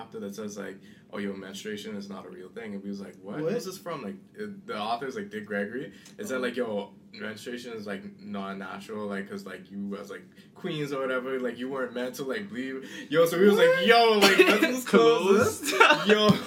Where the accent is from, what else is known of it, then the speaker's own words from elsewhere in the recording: Bahamas; moved away; me growing up in the Bahamas